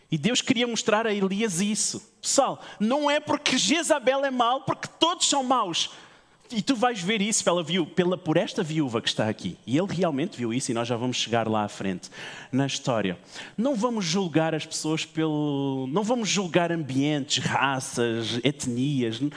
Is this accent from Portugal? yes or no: yes; Portugal; eu sou português também